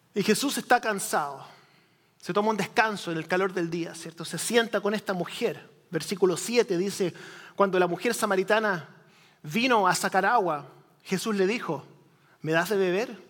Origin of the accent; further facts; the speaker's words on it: Chile; moved away; yo crecí en Chile, país del tercer mundo, en los años 80